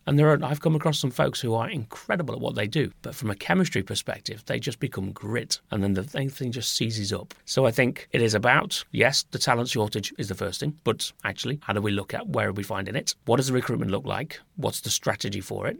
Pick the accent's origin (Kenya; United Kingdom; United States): United Kingdom; Nottingham, East Midlands; the site in Nottingham, which was my kind of, pretty much, I guess you would call it my hometown